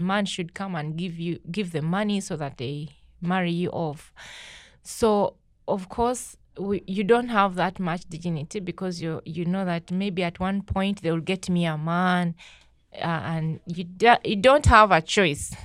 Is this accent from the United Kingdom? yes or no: no; Uganda; moved away; my life growing up in Uganda is not fun